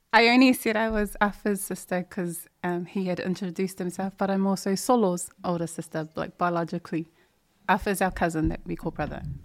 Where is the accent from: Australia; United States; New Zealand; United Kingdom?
New Zealand; Auckland; also born or lived in Samoa; I uh, was born and raised out south side, Otara to be specific